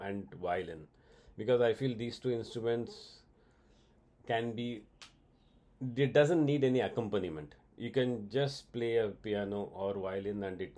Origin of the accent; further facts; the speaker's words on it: India; I'm an Indian